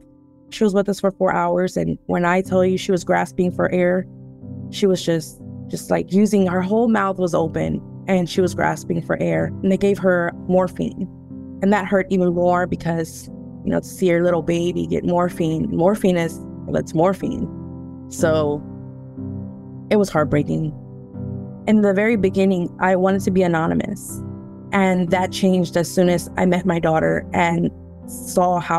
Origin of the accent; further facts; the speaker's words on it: Houston, Texas, United States; I'm originally from Houston, Texas